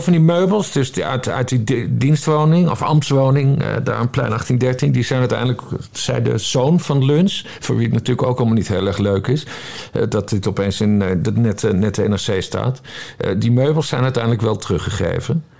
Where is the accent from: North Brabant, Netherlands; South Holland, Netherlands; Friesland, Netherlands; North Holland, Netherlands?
Friesland, Netherlands; Ik ben geboren en getogen in Friesland